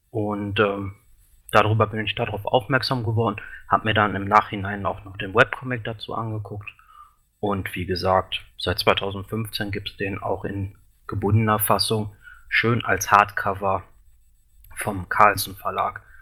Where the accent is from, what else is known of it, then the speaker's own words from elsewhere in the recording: Wesel, North Rhine-Westphalia, Germany; Ich komme aus Wesel, eine kleine Stadt, die kaum jemand kennt.